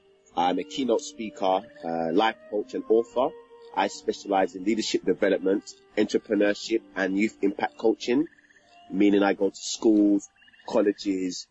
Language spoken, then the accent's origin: English; London, United Kingdom; I was born and raised in Hackney, East London